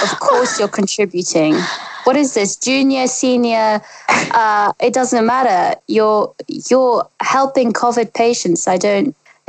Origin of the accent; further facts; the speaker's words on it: Russia; moved away; I grew up in Russia